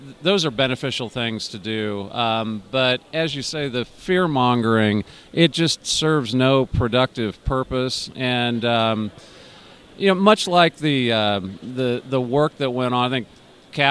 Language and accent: English; California, United States; I grew up in California